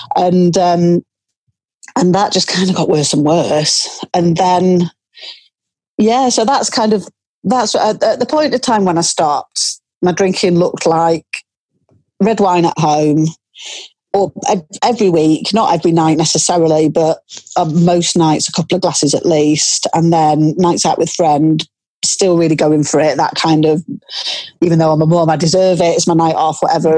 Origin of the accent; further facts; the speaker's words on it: Cumbria, a small town just outside Carlisle, North West England, United Kingdom; I grew up in Cumbria, in a small town that's uh, just outside Carlisle.